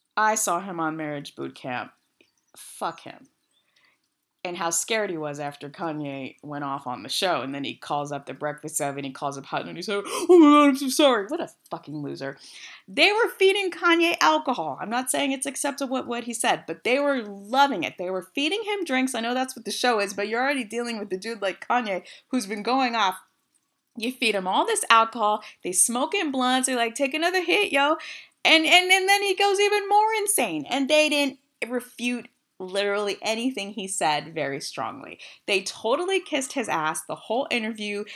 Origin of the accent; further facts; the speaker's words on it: West Coast, United States; I'm from the West Coast. I said hella